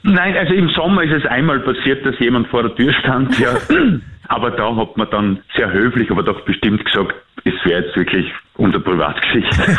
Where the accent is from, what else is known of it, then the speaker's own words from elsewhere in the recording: Austria; als Österreicher